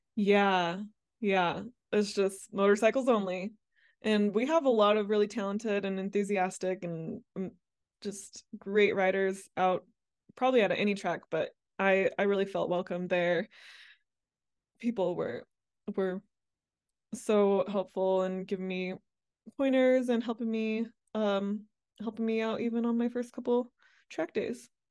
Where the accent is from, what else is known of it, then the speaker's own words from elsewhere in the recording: Mississippi, United States; moved away as an adult; also born or lived in Amsterdam, Netherlands; I grew up, uh, largely in, uh, Mississippi